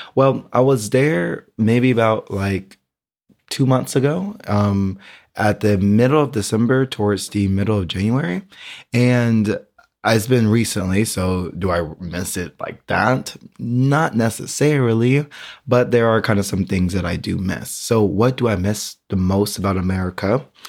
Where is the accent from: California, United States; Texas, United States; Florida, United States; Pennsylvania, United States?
Texas, United States; Houston; moved away as an adult; also born or lived in Austin, Texas / San Antonio, Texas; now in Berlin, Germany; Houston is, like, my hometown